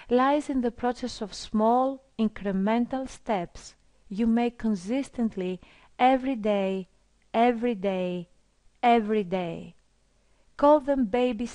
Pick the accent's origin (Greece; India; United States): Greece; I come from Greece